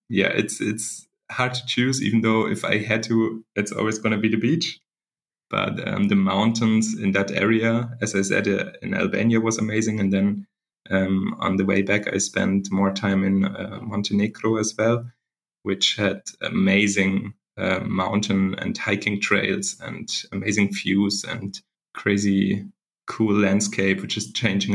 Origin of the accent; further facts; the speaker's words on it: Germany; I'm from Germany